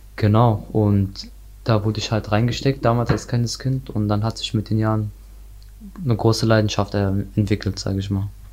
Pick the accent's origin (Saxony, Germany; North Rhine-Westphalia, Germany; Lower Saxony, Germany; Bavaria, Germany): North Rhine-Westphalia, Germany; Ich komme aus Nordrhein-Westfalen